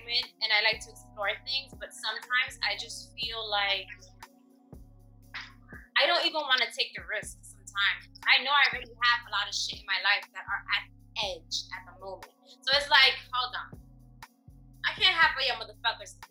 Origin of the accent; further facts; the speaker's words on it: New York, United States; we're from New York